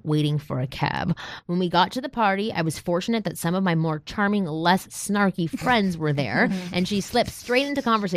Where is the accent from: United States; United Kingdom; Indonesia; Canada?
Canada; Toronto, Ontario; I'm from Toronto